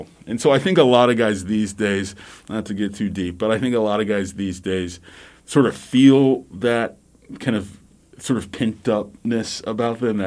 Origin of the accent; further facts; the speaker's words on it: the Gulf Coast, the South, United States; also born or lived in Midwest; now in Missouri, United States; I am from the South, the Gulf Coast, originally